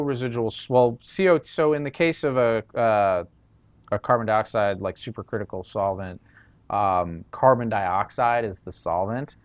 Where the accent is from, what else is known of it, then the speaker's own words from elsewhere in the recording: New York, United States; moved away as an adult; now in California, United States; I came from New York originally